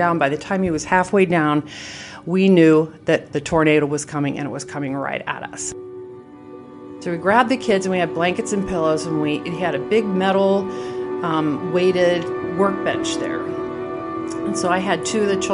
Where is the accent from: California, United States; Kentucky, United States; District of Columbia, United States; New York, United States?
California, United States; moved away; I grew up in California